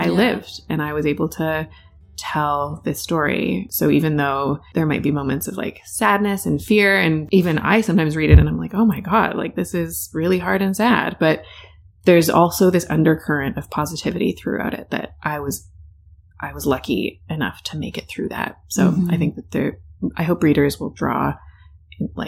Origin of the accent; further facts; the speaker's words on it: Richmond Hill, Ontario, Canada; I grew up in Richmond Hill to British parents, and I'm an only child